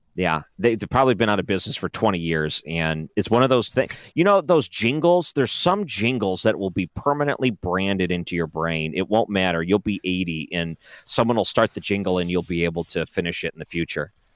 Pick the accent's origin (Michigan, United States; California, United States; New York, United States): Michigan, United States; Detroit; when I grew up in Detroit